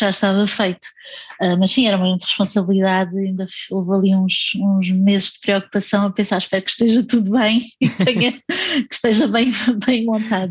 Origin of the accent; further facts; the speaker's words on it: Setúbal, Portugal; em Setúbal eu, eu ia muitas vezes ao teatro